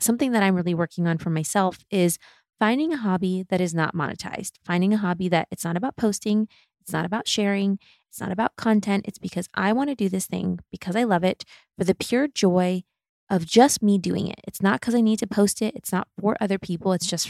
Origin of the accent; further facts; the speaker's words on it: Midwest, United States; also born or lived in Germany; And I grew up in the Midwest and I grew up in Germany